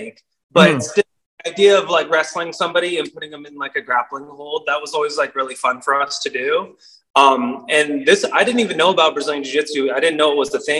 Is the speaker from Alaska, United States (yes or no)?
yes; Fairbanks, Alaska, United States; moved away as an adult; also born or lived in California / Iowa; now in Fulshear, United States; I was born and raised in Fairbanks, Alaska, originally